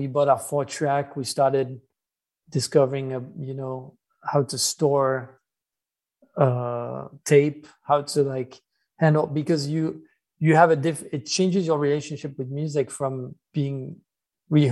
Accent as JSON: {"language": "English", "town": "Versailles", "region": "Île-de-France", "country": "France", "tie": "born or raised there", "said": "we grew up in Versailles"}